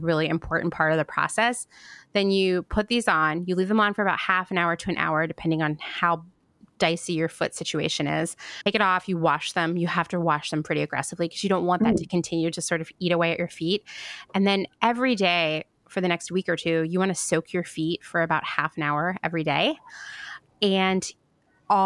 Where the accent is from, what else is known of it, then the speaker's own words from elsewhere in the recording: United States; as an American